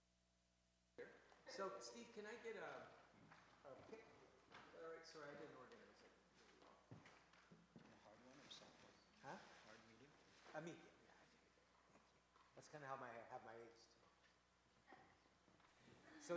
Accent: Canada; as a Canadian Christian

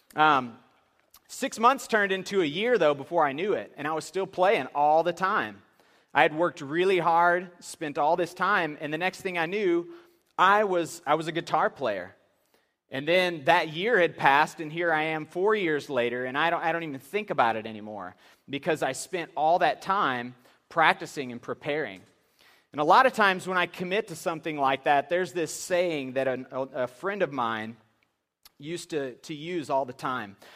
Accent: Saint Clair, Missouri, United States; we grew up in Saint Clair, Missouri, which is just outside of Saint Louis

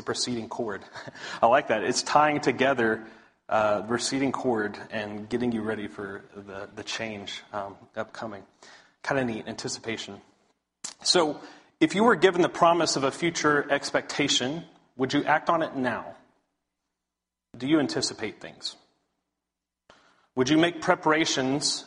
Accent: Big Spring, Texas, United States; now in Dallas, United States; I'm originally from West Texas, a little town called Big Spring, so out there on I-20 towards oil fields and such. West Texas boy

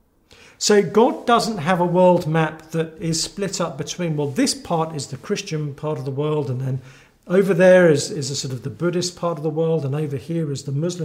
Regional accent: England, United Kingdom; I'm from England, often spending time in the States as well.

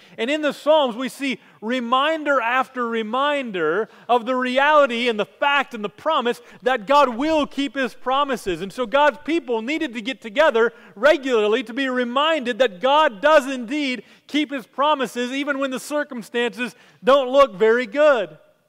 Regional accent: Minnesota, United States; and I, though I came from Minnesota, I do prefer to be warm.

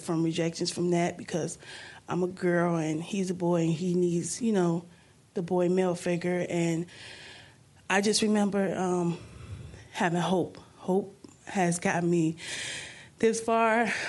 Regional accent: Chicago, Illinois, United States; moved away; also born or lived in Milwaukee, Wisconsin; I grew up in Chicago, Illinois.

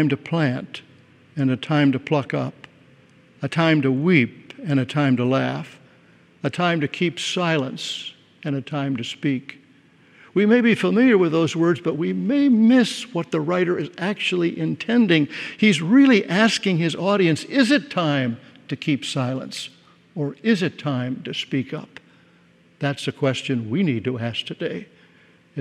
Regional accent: Glendale, California, United States; I grew up in Glendale, graduated from Glendale High School

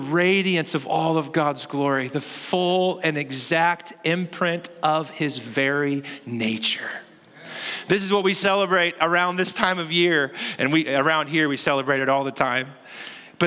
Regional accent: Kansas City, Missouri, United States; I am from Kansas City

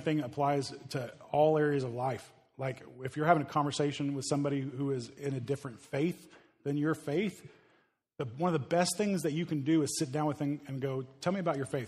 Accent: United States; we as American Christians

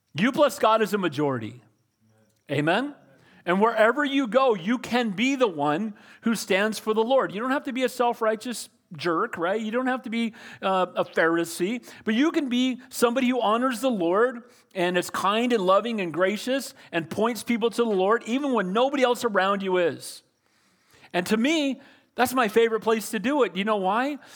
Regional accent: United States; I'm a Christian far before I'm an American

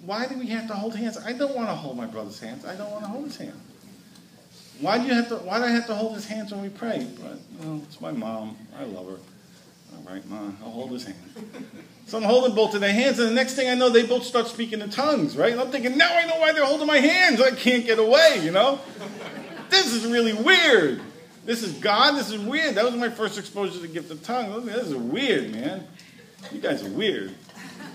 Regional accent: New York City, New York, United States; I grew up in Brooklyn, New York

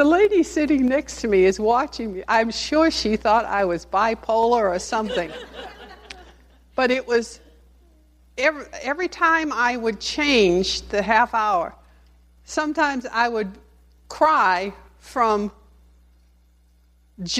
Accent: Spring, Texas, United States; a little lady from Spring, Texas

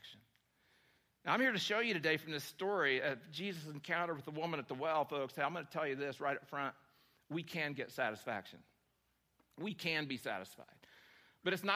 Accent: Oklahoma, United States; moved away; my hometown in Oklahoma

